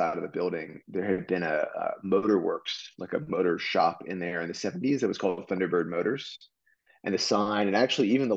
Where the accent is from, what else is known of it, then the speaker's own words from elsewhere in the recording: Austin, Texas, United States; also born or lived in Charlottesville, Virginia; I'm from Austin originally, actually, although I partially grew up in Charlottesville, Virginia